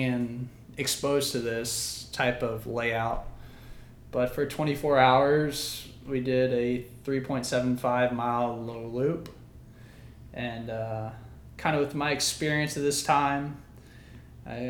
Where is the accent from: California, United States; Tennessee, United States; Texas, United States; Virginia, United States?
Virginia, United States; Mathews County; born and raised in Matthews County, Virginia, 81 square miles, no stoplights